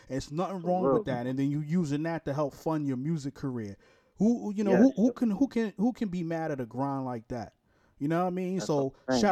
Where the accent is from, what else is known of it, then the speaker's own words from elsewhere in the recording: New York City, New York, United States; now in Jacksonville, United States; I'm from Brooklyn, New York, too